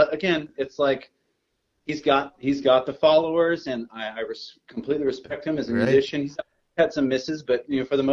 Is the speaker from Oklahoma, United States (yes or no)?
yes; Oklahoma City, Oklahoma, United States; we're from Oklahoma City